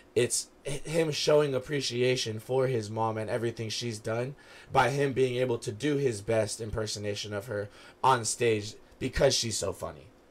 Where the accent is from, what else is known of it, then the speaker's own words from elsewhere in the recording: West Coast, United States; we're from the West Coast